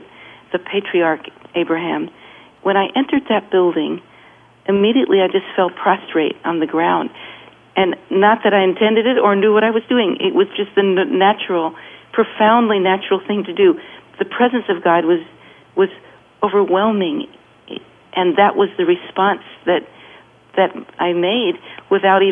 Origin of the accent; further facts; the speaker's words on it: California, United States; from California